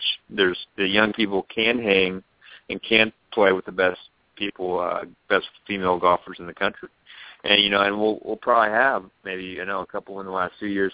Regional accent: San Francisco Bay Area, California, United States; now in Arizona, United States; I grew up in the San Francisco Bay Area, except in the East Bay side

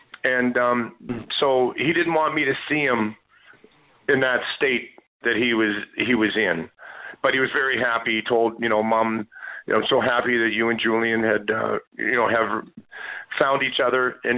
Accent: Saint John, New Brunswick, Canada; born there; And my adopted dad, before his passing, he told me that I was adopted. And that I came upriver from St. John, New Brunswick.

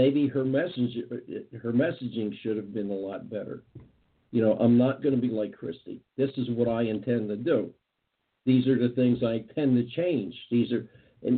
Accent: United States; We're Americans. We're taxpayers. We're American citizens.

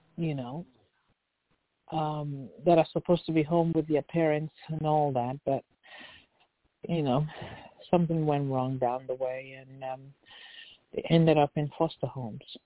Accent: Lagos, Nigeria; now in California, United States; Yes, I was born in Lagos

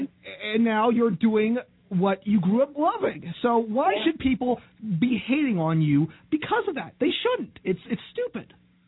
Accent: Norwood, Ohio, United States; we come from Norwood, Ohio

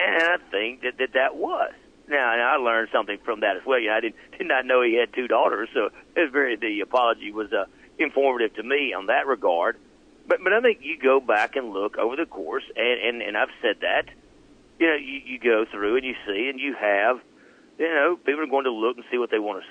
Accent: Jackson, Alabama, United States; grew up in Jackson, Alabama

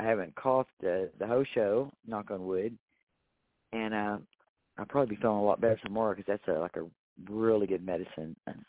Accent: Texas, United States

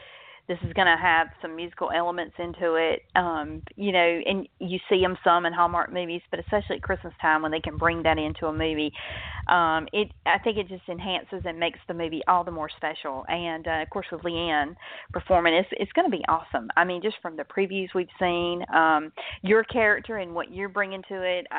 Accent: the South, United States; I'm from the South, so I'm right in the heart of comfort food country.

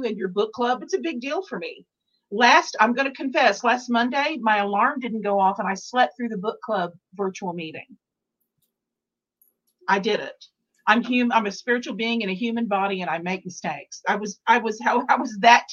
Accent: Texas, United States; I'm from Texas and I was in Dallas

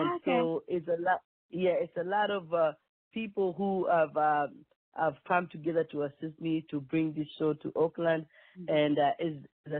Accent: Nairobi, Kenya; moved away as an adult; also born or lived in Mombasa, Kenya; now in Washington, D.C., United States; I was born and raised in Kenya. And when I came to America, I was 22

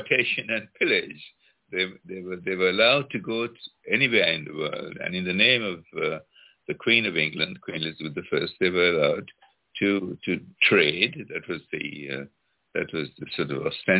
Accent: Sri Lanka; all of the institutions that I sort of grew up in Sri Lanka were uncannily British

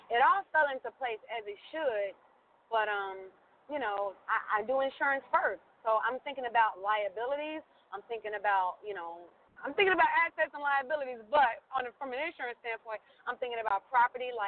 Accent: Cincinnati, Ohio, United States; I started doing insurance in Ohio. I was, you know, I'm from Cincinnati

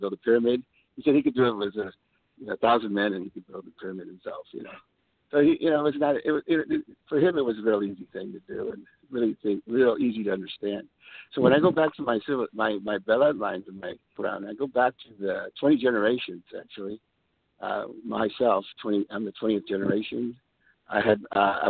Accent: San Antonio, Texas, United States; also born or lived in California; I was born in San Antonio, the Alamo. I always say, remember the Alamo, deep in the heart of Texas. And this is where I came from, fourth generation Texan.

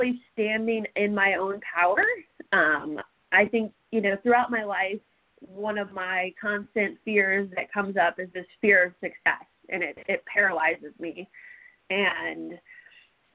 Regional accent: Alton, Illinois, United States; And I grew up in Alton

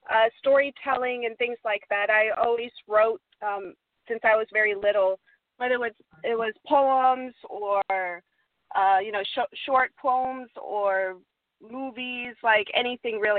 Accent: Ansbach, Bavaria, Germany; so I'm originally actually from Germany, um

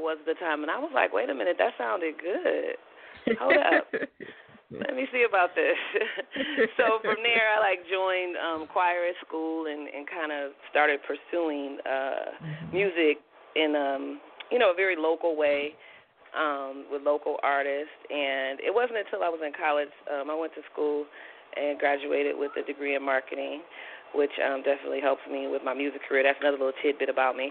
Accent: Milwaukee, Wisconsin, United States; now in New York, United States; I'm originally from Milwaukee, Wisconsin, and I'm in New York. I'm based in New York now

